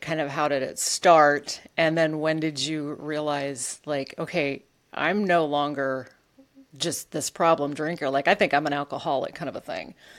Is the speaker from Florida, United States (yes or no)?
no; Alaska, United States; I grew up in Alaska